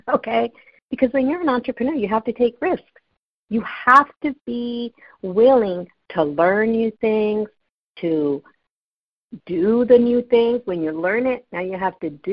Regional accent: California, United States; I'm from California

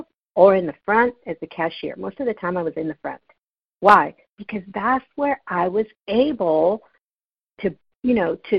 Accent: California, United States; I'm from California

